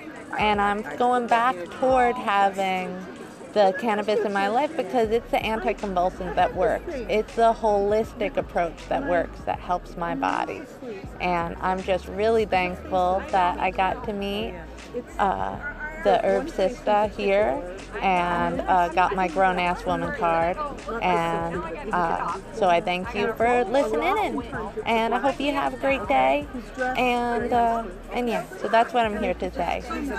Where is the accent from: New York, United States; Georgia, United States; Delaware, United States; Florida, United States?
Florida, United States; Yeah, I was raised in the Ethiopian Zion Coptic.